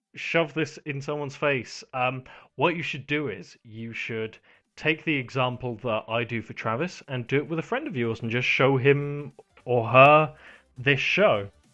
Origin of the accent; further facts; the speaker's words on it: United Kingdom; I'm British